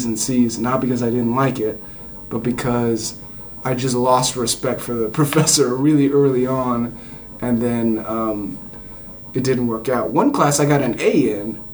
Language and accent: English; Southern California, United States; I grew up in Southern California